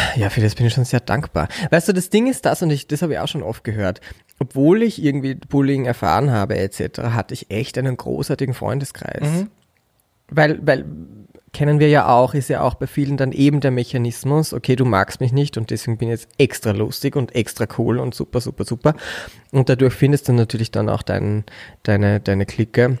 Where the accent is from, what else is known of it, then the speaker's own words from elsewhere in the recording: Bad Mitterndorf, Styria, Austria; also born or lived in Upper Austria; geboren bin ich in Oberösterreich und als, wir, als ich vier Jahre alt war, mein Bruder fünf, sind meine Eltern von Oberösterreich in die Steiermark gezogen und quasi bin ich ja Steirer, wenn man so möchte, weil da bin ich mhm. aufgewachsen